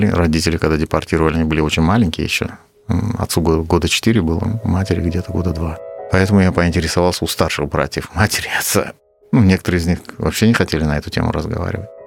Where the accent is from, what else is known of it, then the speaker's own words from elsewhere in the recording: Crimea, Ukraine; я не украинец, я крымский татарин.